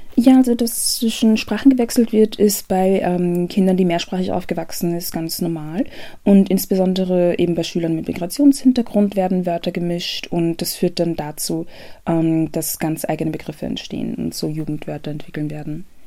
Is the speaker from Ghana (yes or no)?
yes; Ghana; now in Austria; ich bin ursprünglich aus Ghana